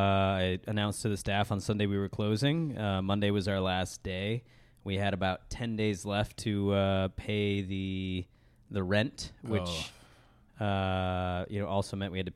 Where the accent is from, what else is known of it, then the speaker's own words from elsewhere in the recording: Chicago, Illinois, United States; I'm from Chicago